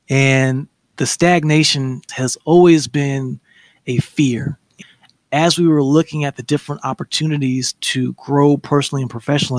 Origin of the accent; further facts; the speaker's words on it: Huntsville, Alabama, United States; You know, I'm originally from Huntsville, Alabama. Coming from the South, everything is slow motion.